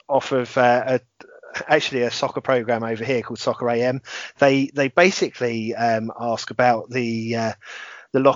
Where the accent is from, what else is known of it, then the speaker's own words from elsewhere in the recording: England, United Kingdom; we're two blokes from England